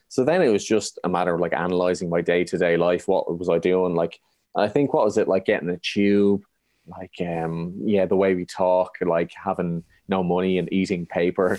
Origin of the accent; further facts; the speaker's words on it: Ireland; being Irish